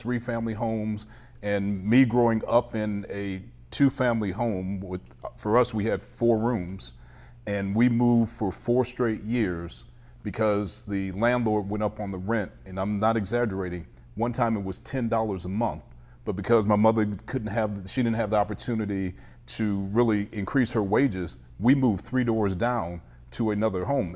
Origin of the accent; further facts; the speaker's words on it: Cleveland, Ohio, United States; also born or lived in Shaker Heights; So, I grew up in the Lee Harvard area, which is not the best areas of Cleveland on the East Side